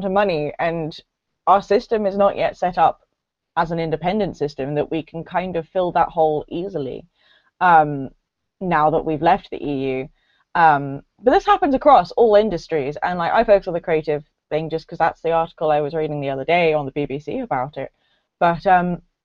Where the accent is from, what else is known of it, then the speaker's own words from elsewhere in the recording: England, United Kingdom; also born or lived in Edinburgh; I grew up in England. I'm 3/4 English.